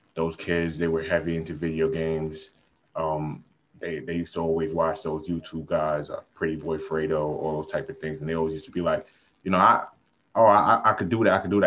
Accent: New York City, New York, United States; I'm from Brooklyn

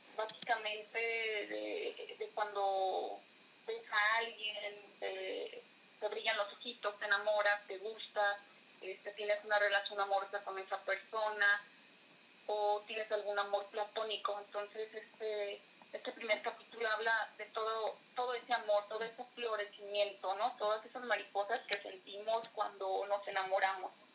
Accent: Atotonilco el Alto, Jalisco, Mexico; Soy de Atotonilco Lato, eh, del estado de Jalisco

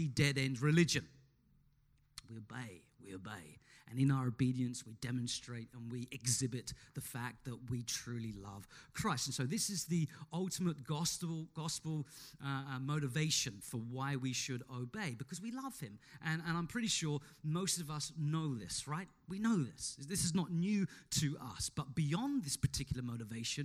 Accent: Australia; we are Australian citizens

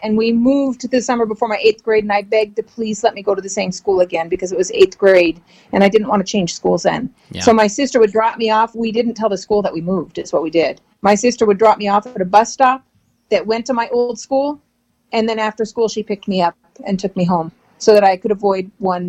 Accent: Washington, United States; also born or lived in Los Angeles, United States; I usually tell people I'm a West Coast girl. Originally, I grew up on the West Coast. So I was born in Southern California in the Los Angeles area. Mm-hmm. And we lived there until I was 9 years old. And then we moved to Western Washington

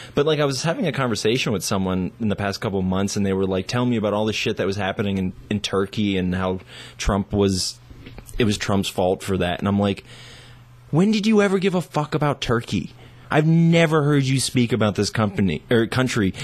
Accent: United States; also born or lived in Taiwan; an American who's lived overseas

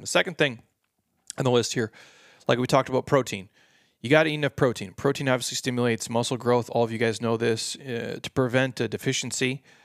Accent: Midwest, United States; I grew up in the Midwest

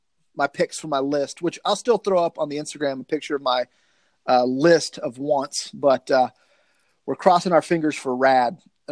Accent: the South, United States; I get that from growing up in the South, man.

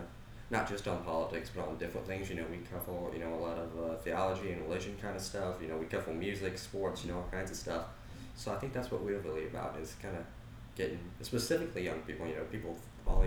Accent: Blacksburg, South Carolina, United States; we're both from Blacksburg

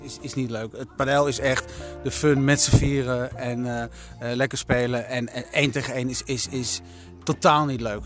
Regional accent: Netherlands; Wij zijn Nederlanders. En wij Nederlanders

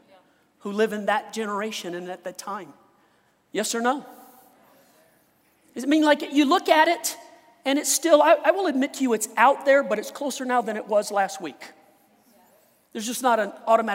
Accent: Louisiana, United States; now in Colorado, United States; I was born in Louisiana, right by the Gulf, where they get hurricanes

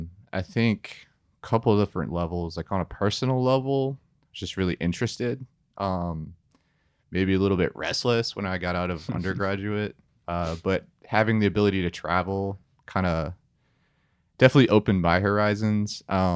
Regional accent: Sewanee, Tennessee, United States; I grew up in Suwanee, Tennessee for a couple of years.

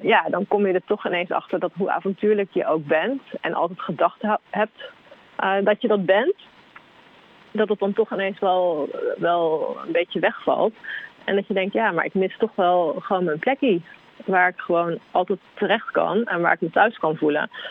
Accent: Arnhem, Gelderland, Netherlands; in Arnhem waar ik vandaan kom

